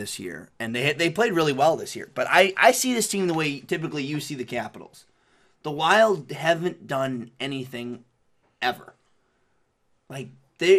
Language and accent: English; Chicago, Illinois, United States; we're from Chicago